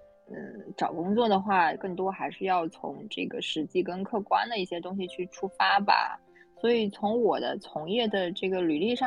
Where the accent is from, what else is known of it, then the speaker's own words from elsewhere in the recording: Zhejiang, China; 然后我是来自浙江的。